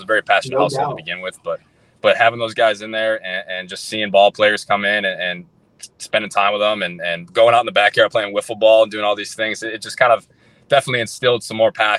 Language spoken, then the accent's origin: English; Wisconsin, United States; Go back to the question you asked me before, like growing up in Wisconsin too, especially to come out of the draft in Wisconsin, like there wasn't a whole lot, you know, I didn't have tons of exposure.